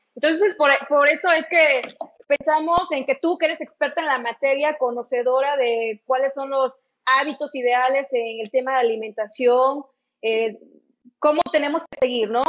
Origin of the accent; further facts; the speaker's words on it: Mexico; nuestra cultura como, como país, como mexicano